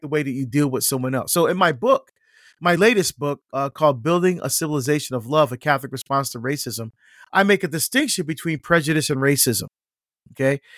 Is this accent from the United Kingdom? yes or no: no; Barbados; now in United States; I was born in Barbados in the West Indies, um, and we're first generation to come to the United States